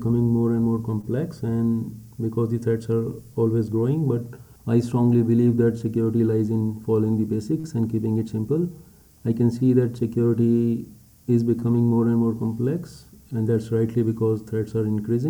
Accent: India; I'm an Indian

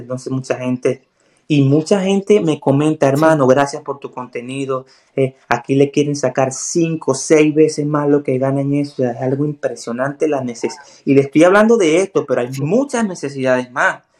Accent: Puerto La Cruz, Anzoátegui, Venezuela; moved away as an adult; also born or lived in Colombia / Ecuador / Bolivia; now in United States; Soy de Puerto La Cruz, una zona que es muy costera

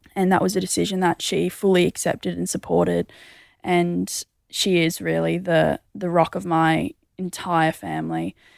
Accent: Mundaring, Western Australia, Australia; I grew up in the hills of Mundaring

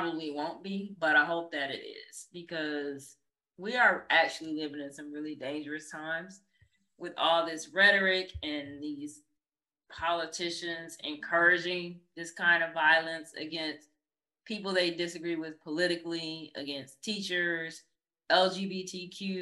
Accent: Michigan, United States; my home state of Michigan

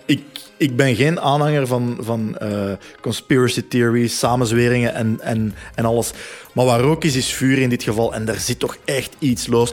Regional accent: Leuven, Flanders, Belgium; Bij ons in Leuven

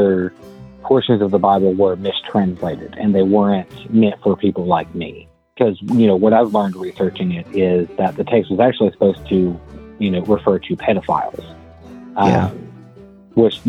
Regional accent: Appalachia, United States

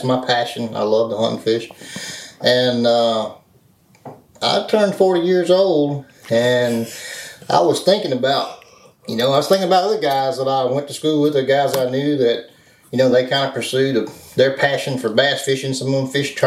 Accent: Louisiana, United States; I'm from Louisiana, and at that time, there were no crappie tournaments in Louisiana

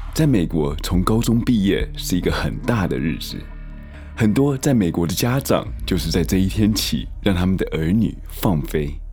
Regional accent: Taiwan; moved away as an adult; now in United States; 毕竟台湾其实也是我的家乡

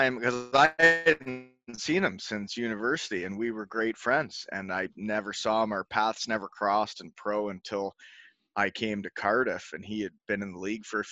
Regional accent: Elmira, Ontario, Canada; moved away as an adult; also born or lived in Michigan; my hometown, Elmira, Ontario, had a junior team that I could live at home with my parents

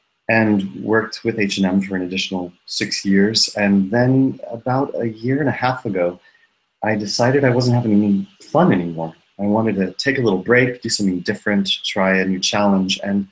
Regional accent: Tennessee, United States; also born or lived in New York; now in Stockholm, Sweden; I'm an American living in Stockholm, Sweden, actually. I was raised in Tennessee in the South, and then I lived for 13 years in New York.

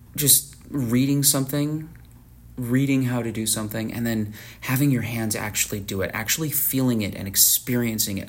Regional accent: Tucson, Arizona, United States; I'm from Tucson, Arizona

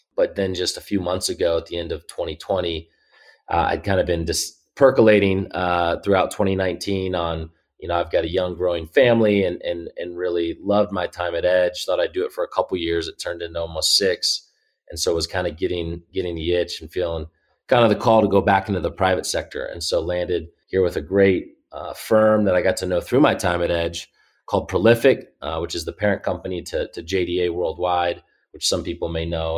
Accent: Indianapolis, Indiana, United States; I grew up here in Indy

